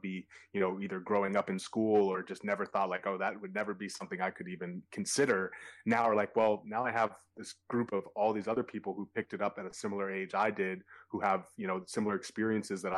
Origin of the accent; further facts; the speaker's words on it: Boston, Massachusetts, United States; growing up in Boston